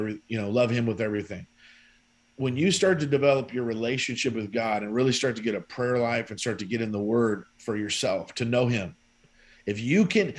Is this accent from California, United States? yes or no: yes; San Francisco, California, United States; I was born and raised in San Francisco, California